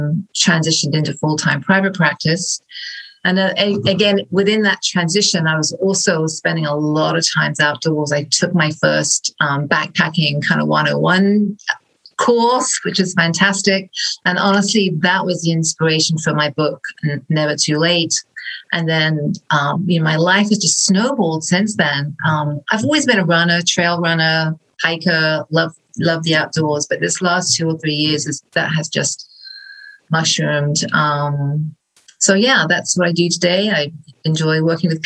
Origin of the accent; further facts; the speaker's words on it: England, United Kingdom; moved away as an adult; now in Midwest, United States; I was born originally in England